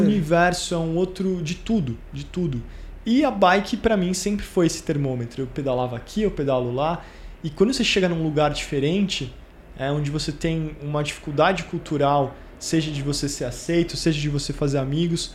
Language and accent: Portuguese; São Paulo, Brazil; moved away as an adult; now in London, United Kingdom; São Paulo é minha cidade, é onde, onde eu nasci, onde eu cresci